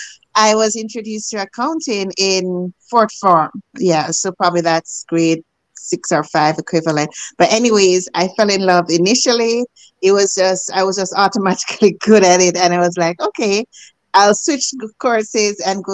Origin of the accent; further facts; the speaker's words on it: Jamaica; moved away as an adult; now in Canada; As a girl growing up in Jamaica